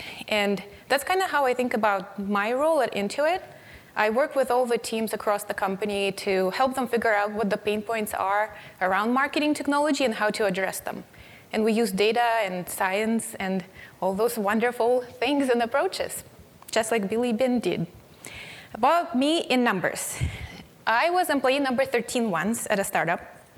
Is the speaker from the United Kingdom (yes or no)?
no; Siberia, Russia; English is a second language; moved away as an adult; When I was 19, I moved from Siberia, and one of the articles is about